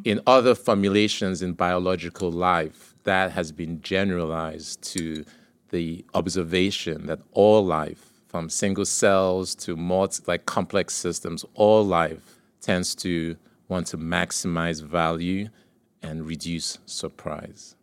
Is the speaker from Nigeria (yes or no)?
yes; Nigeria; moved away; So, I grew up in Nigeria